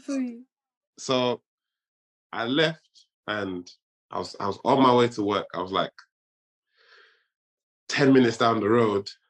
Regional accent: Côte d’Ivoire; first language French; English is a second language; French is my first language. That's my mother tongue. I'm from Ivory Coast.

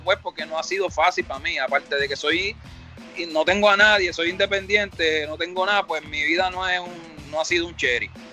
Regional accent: Carolina, Puerto Rico; also born or lived in Villa Palmera, San Juan, Puerto Rico; yo viví muchos años en Carolina y me crié prácticamente en Carolina. Yo nací en Villa Palmera, me fui para Carolina, después vuelvo a Villa Palmera

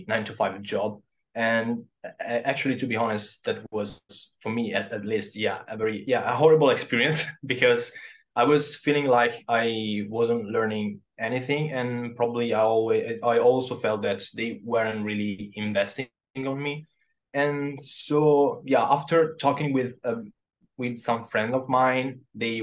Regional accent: Southern Italy, Italy; English is a second language; moved away as an adult; also born or lived in Verona, Italy; now in Japan; I decided to go back to my home country, which is in the south of Italy

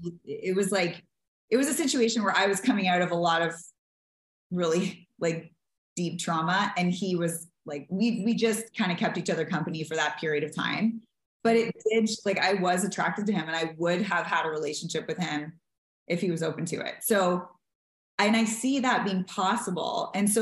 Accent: the South, United States; I promised this person and I wanted to honor the vows and I'm from the South and da da da.

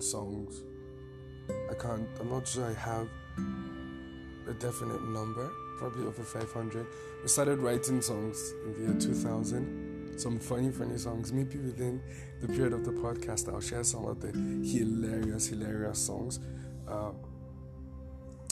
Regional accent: Taraba, Nigeria; now in Abuja, Nigeria; I'm from Taraba State, Chamba by tribe

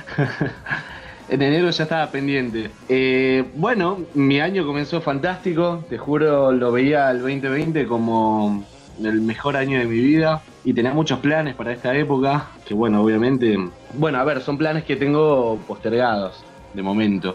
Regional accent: Argentina; en mi país, en Argentina

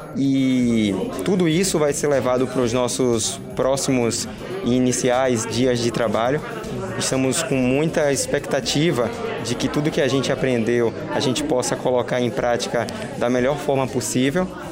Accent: Salvador, Bahia, Brazil; moved away as an adult; now in Joaçaba, Brazil; eu sou de Salvador

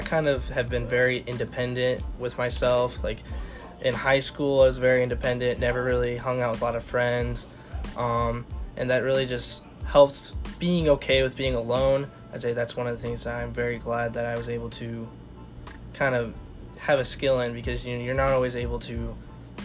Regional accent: Newell, Iowa, United States; I'm from Newell, Fonda, Iowa. It's kind of by Northwest Iowa over in Storm Lake area

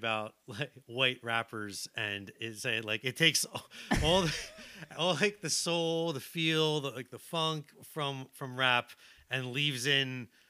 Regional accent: Philadelphia, Pennsylvania, United States; in addition to being born and raised in Philadelphia

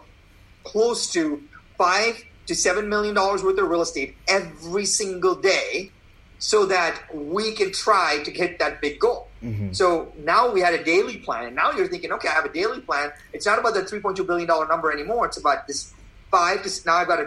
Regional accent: India; now in United States; I was born in India

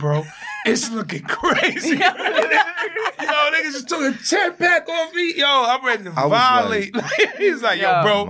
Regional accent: New York City, New York, United States; I'm from Far Rock.

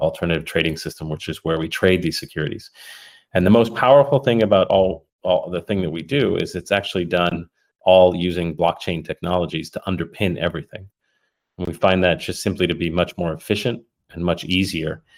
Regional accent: Puerto Rico; also born or lived in United Kingdom; now in California, United States; I'm originally from Puerto Rico. Born to an Irish mother in Puerto Rico

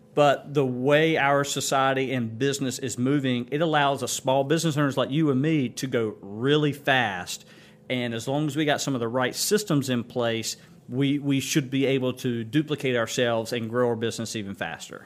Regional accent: Kinston, North Carolina, United States; Kinston was home for me. I mean, so I knew back in seventh grade I was gonna live back

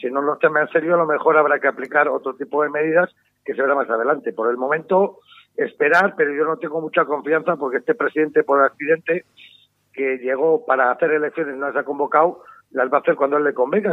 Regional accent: Basque Country, Spain; en mi tierra vasca

